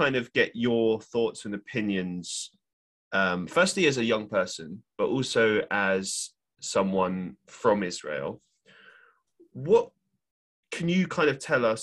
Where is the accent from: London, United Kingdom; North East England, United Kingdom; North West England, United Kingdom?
London, United Kingdom; moved away; I'm actually originally from London